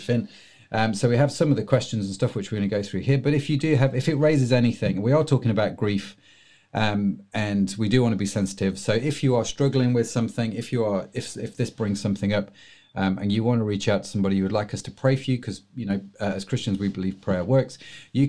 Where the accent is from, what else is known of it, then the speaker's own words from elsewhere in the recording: England, United Kingdom; being English